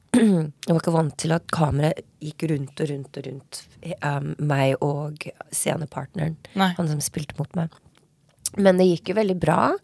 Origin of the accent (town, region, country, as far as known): Norway; moved away; also born or lived in Los Angeles, United States / Oslo, Norway